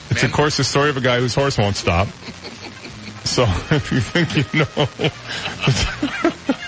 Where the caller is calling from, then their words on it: Naples, Florida, United States; It's …, and I'm from Naples.